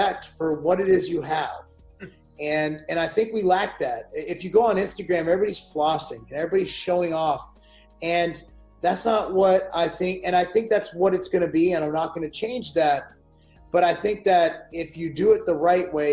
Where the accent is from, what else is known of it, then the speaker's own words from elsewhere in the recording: United States; I speak as an American